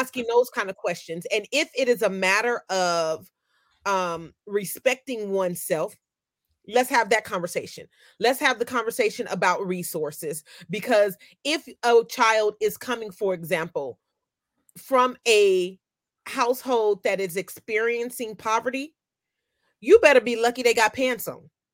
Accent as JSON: {"language": "English", "town": "Oakland", "region": "California", "country": "United States", "tie": "born or raised there", "also_born_or_lived": "Meadowview, Sacramento / Compton", "said": "I grew up in Oakland and in Meadowview and in Compton"}